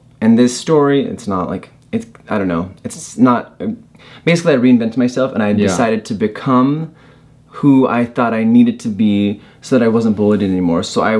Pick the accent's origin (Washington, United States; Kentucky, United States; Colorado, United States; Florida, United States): Colorado, United States; moved away; also born or lived in California; I grew up in Colorado.